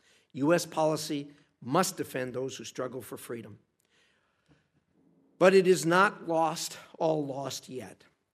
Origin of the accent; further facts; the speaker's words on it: Idaho, United States; The best example of this type of behavior comes from my home state of Idaho.